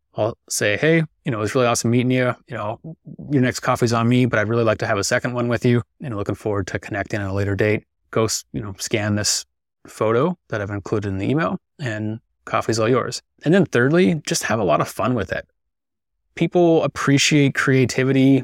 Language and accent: English; Victoria, British Columbia, Canada; I'm from Victoria, British Columbia. Fortunate enough to be born and raised here